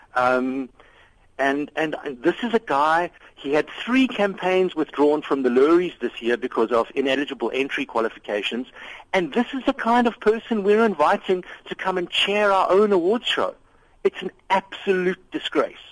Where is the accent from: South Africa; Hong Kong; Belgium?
South Africa; moved away